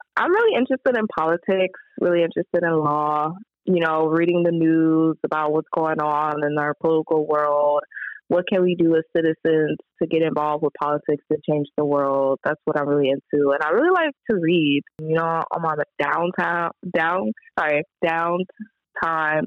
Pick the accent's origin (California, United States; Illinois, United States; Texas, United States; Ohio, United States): California, United States; Compton; I grew up in Compton, just a little kid growing up in like a really rough city